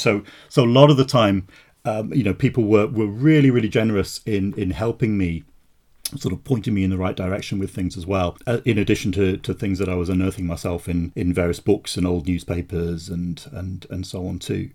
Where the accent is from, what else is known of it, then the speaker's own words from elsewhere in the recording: Wolverhampton, West Midlands, United Kingdom; moved away as an adult; now in Edinburgh, United Kingdom; I grew, I grew up in the West Midlands, um, Wolverhampton, but I've been here since Oh, since nineteen eighty-seven, um, I came up as a, as a student, uh, to go to Edinburgh University and, and, and stayed on